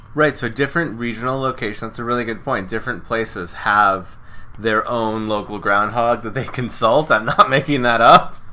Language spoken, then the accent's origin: English; Ohio, United States; I'm from Ohio